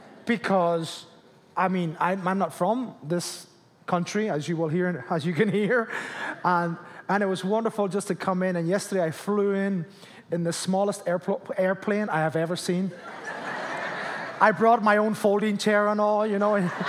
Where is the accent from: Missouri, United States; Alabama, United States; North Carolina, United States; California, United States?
Alabama, United States; I am from Alabama. As you can hear from my accent, I'm from the south side of Alabama.